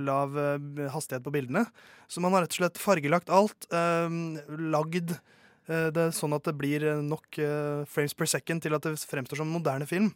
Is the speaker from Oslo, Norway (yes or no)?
yes; Oslo, Norway; Jeg kommer fra Oslo.